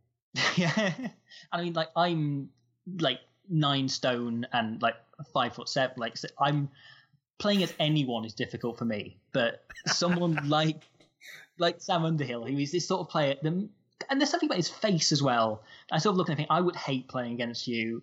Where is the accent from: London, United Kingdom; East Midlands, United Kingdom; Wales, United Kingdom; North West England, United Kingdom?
East Midlands, United Kingdom; Nottingham; I grew up in Nottingham